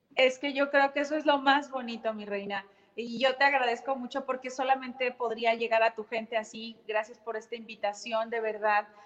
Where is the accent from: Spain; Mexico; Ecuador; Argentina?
Mexico